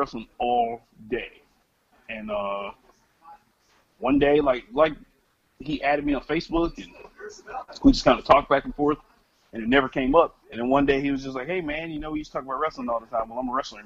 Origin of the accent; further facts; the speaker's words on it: Atlanta, Georgia, United States; I grew up on WCW, actually, because I grew up in Atlanta.